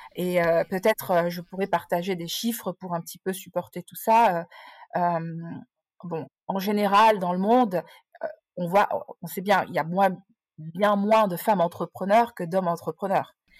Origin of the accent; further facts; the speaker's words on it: Nice, Provence-Alpes-Côte d'Azur, France; moved away as an adult; also born or lived in Geneva region, Switzerland; now in Geneva, Switzerland; je viens du sud de la France et précisément de Nice. mais depuis une vingtaine d'années, depuis mon embauche en fait au siège européen de Procter Gamble, je me suis expatriée en Suisse et dans la région genevoise